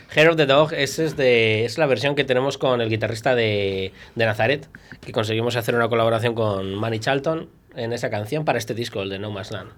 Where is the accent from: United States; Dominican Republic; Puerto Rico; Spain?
Spain; Viana de Cega, Castile and León; Yo soy de Viana.